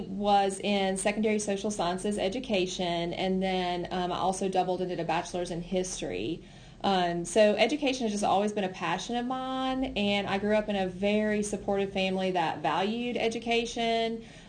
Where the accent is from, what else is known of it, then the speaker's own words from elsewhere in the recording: Robbinsville, North Carolina, United States; moved away as an adult; So I am not from Haywood County. I grew up in Robbinsville, which is, of course, a smaller district west of here. And I attended Robbinsville High School.